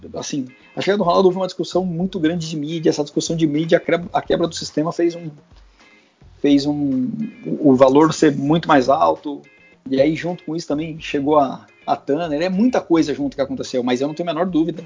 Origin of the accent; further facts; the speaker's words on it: Guarulhos, São Paulo, Brazil; eu sou de Guarulhos, sou filho de pai e mãe professor da rede pública